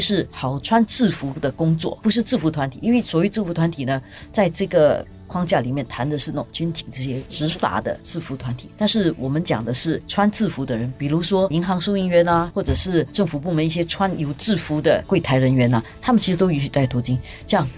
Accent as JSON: {"language": "Chinese", "country": "Singapore", "tie": "born or raised there", "said": "因为我们已经长时间在新加坡这个地方长大"}